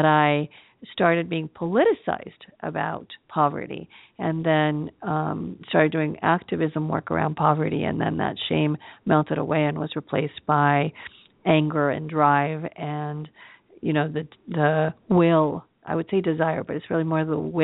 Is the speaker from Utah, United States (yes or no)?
no; Los Angeles, California, United States; also born or lived in Acapulco, Guerrero, Mexico; she brought us to the United States to live with my father's mother, and that's how I came to live in Los Angeles